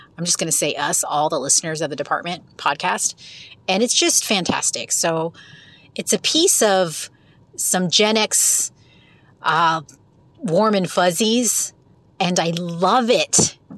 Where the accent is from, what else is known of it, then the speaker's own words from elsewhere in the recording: West Coast, United States; also born or lived in Pacific Northwest / Central Florida; now in Florida, United States; I'm from the West Coast, but currently live in Central Florida. Now, I was living in the Pacific Northwest during the height of the whole hipster movement